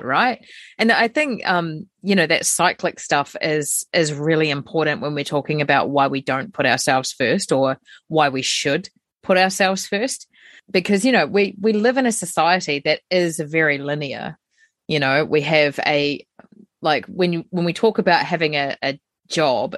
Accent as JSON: {"language": "English", "country": "New Zealand", "said": "as a New Zealander, we're very colonial"}